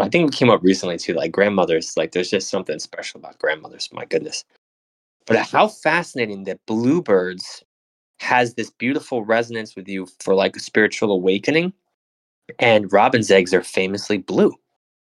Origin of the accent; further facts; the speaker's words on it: United States; I'm an American too